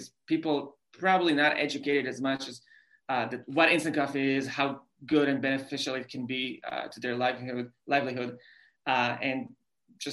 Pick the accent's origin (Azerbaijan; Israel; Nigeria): Israel; English is a second language; moved away as an adult; also born or lived in New York City; I grew up in Israel